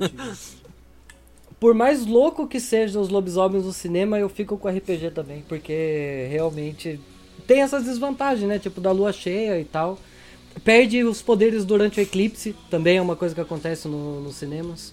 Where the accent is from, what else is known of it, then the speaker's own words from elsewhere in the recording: Tatuí, São Paulo, Brazil; Tatuí, minha terrinha